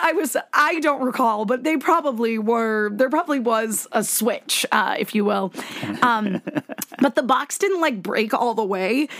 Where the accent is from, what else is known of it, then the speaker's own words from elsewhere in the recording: Connecticut, United States; moved away as an adult; also born or lived in Virginia; I was uh, born and raised in Connecticut